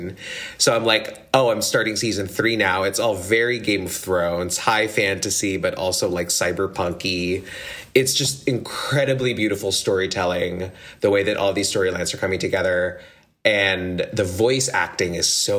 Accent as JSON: {"language": "English", "country": "Philippines", "tie": "born or raised there", "said": "I grew up in the Philippines"}